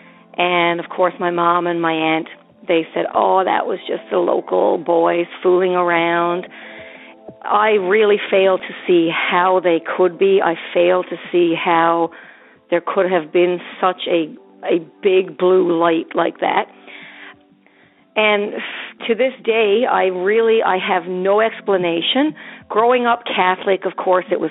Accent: Newfoundland and Labrador, Canada; I'm from Newfoundland

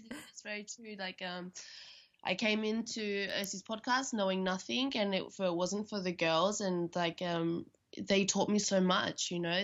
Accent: Australia; now in Berlin, Germany; I'm from Australia

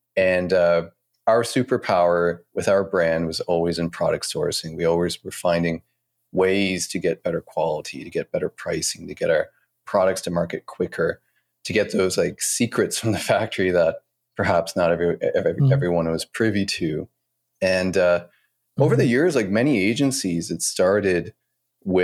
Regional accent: Eastern Canada, Canada; moved away as an adult; also born or lived in China; now in Montreal, Canada; So I grew up in Eastern Canada and a very small province and with not much around.

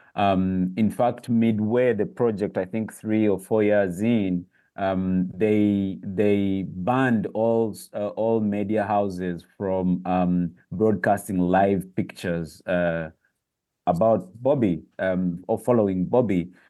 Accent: Uganda

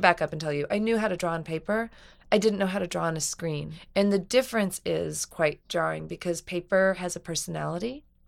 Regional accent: New Mexico, United States; I grew up in New Mexico

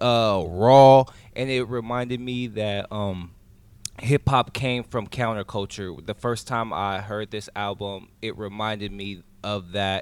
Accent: California, United States; I'm from the West Coast, I'm from Cali

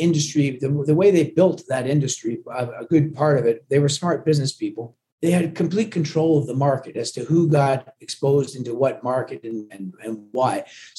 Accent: Canada; accent: watered down Canadian sounding Scottish accent; also born or lived in Glasgow, Scotland; I was born in Glasgow, but my parents, you know, brought me to Canada against my, well, actually they never even consulted me. I was just a little, and so I grew up in Canada. So I'm very much Canadian

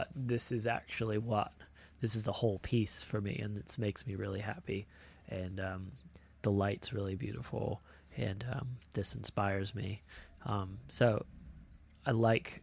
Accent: Florida, United States; growing up in Florida is just, you know, there's a handful of cool shapers and stuff

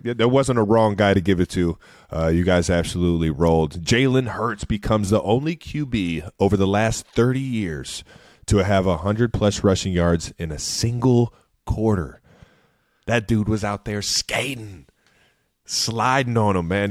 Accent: Ohio, United States; our childhood growing up in Ohio.

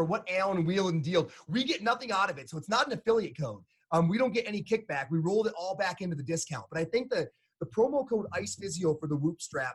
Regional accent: Upper Peninsula, Michigan, United States; now in Colorado, United States; I'm from Upper Peninsula, Michigan, but even here, we had to close all the Colorado in Motion clinics

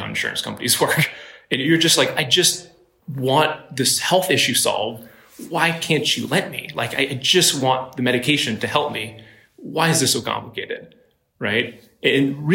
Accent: Ottawa, Ontario, Canada; moved away as an adult; now in Silicon Valley, United States; I'm Canadian. I grew up in Ottawa, Canada

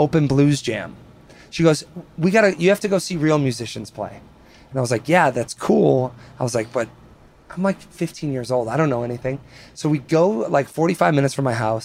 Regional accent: Spring Prairie, Wisconsin, United States; also born or lived in East Troy, Wisconsin; growing up in Wisconsin

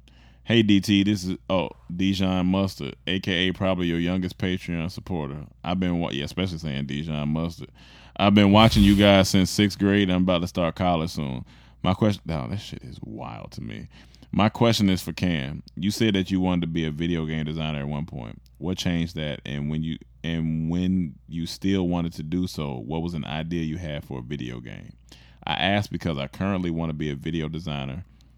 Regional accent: Seattle, Washington, United States; I am from Seattle when he was talking about the umbrella, born and raised.

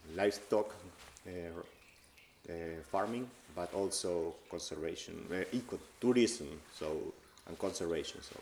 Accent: Argentina; moved away as an adult; also born or lived in United States; now in Ireland; I am from Argentina

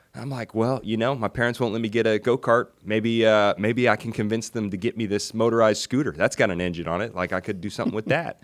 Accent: Hendersonville, Tennessee, United States; also born or lived in Nashville, Tennessee; I grew up in Hendersonville, Tennessee

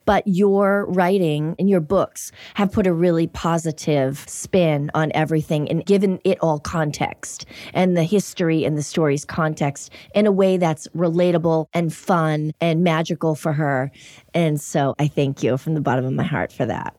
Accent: Everett, Massachusetts, United States; also born or lived in Miami / New York City; now in Los Angeles, United States; Growing up in Boston, really close proximity to the city, and I grew up in Everett

